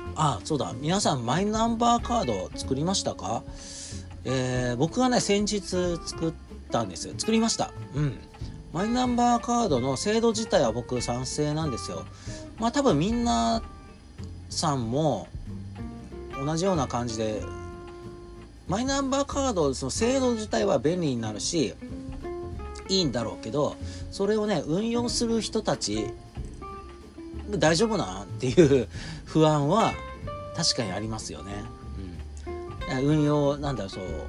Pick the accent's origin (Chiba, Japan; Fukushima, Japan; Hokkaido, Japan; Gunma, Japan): Fukushima, Japan; born or raised there